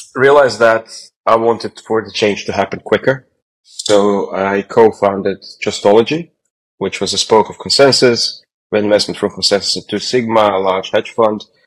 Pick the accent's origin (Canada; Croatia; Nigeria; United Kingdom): Croatia; moved away; I'm originally from Croatia